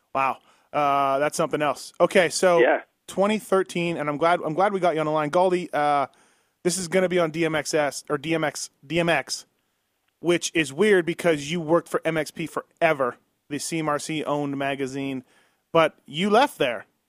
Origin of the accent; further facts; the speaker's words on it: Canada; I'm Canadian